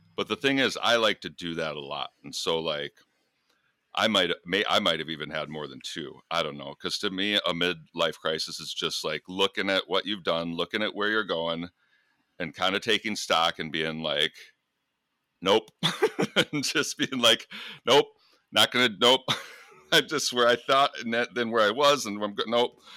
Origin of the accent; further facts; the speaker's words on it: United States; also born or lived in Michigan / Minnesota; now in Iowa, United States; I'm from Michigan, Minnesota